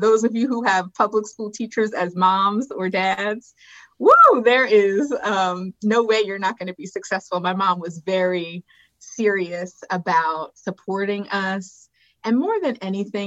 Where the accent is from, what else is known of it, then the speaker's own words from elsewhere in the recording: Philadelphia, Pennsylvania, United States; moved away as an adult; also born or lived in Botswana / Haiti; now in New York City, United States; I grew up in West Philly specifically